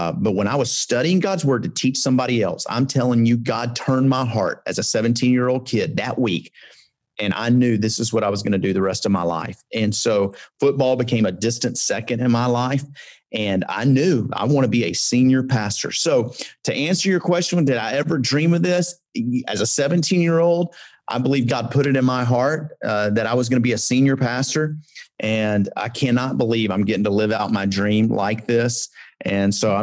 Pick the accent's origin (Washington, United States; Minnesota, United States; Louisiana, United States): Louisiana, United States; Bossier City; I grew up in Bossier City, Louisiana